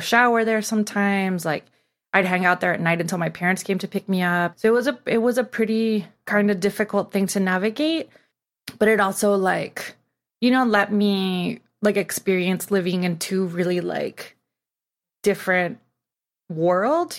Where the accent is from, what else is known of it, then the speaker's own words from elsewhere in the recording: Tijuana, Baja California, Mexico; now in Los Angeles, United States; I grew up in Tijuana, and I guess now I would be, like, third generation from Tijuana, and I grew up living in Mexico but going to school in the U S